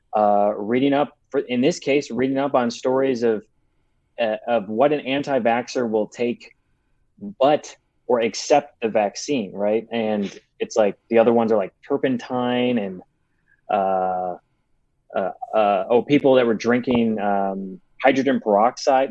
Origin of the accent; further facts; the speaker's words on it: Chicago, Illinois, United States; now in Los Angeles, United States; I'm from Chicago. I live in LA right now